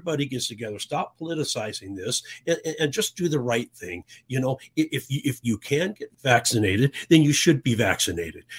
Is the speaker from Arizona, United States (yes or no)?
yes; Tucson, Arizona, United States; I grew up in Tucson in the 60s.